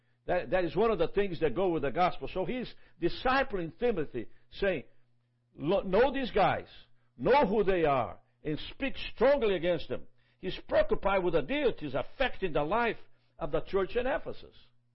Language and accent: English; Brazil; now in Jacksonville, United States; I'm originally from Brazil. God brought me to America through a series of factors.